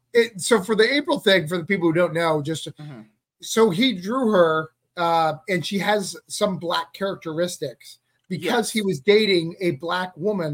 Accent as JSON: {"language": "English", "town": "Rochester", "region": "New Hampshire", "country": "United States", "tie": "born or raised there", "said": "I'm from Rochester. That's like a suburb."}